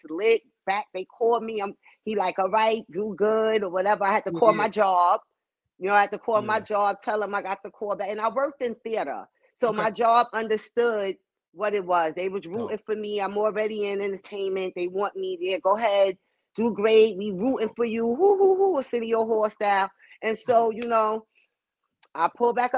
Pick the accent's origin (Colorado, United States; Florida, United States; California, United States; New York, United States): New York, United States; I'm from New York